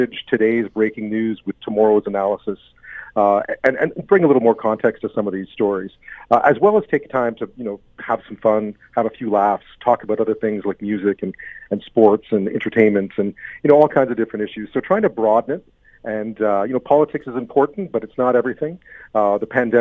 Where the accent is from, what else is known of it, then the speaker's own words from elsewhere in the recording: Quebec, Canada; moved away; Growing up in Quebec as a kid, loved the New Orleans Saints